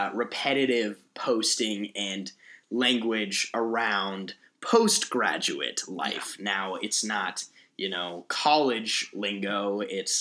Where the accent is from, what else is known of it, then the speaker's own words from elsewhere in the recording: Colorado, United States; moved away as an adult; now in Los Angeles, United States; growing up in Colorado